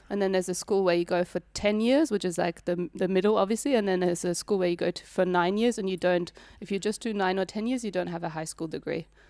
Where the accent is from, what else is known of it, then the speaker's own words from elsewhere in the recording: Northern Germany, Germany; English is a second language; moved away as an adult; also born or lived in Buderim, Australia / Sunshine Coast, Australia; now in Melbourne, Australia; I grew up in the north